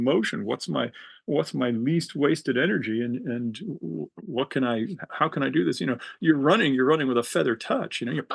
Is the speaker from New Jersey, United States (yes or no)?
no; Hermosa Beach, California, United States; I grew up in Hermosa Beach, which was a weird place